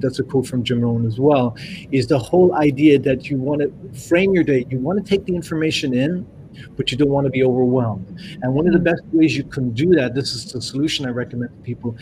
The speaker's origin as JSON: {"language": "English", "country": "Ireland", "also_born_or_lived": "Canada", "moved": "yes", "lives_now": "France", "said": "I'm Irish. My family in Ireland"}